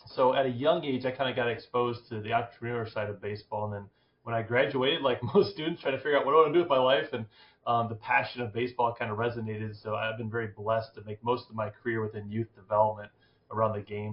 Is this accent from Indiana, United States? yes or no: yes; Fort Wayne, Indiana, United States; I grew up here in Fort Wayne, Indiana, so went to Homestead High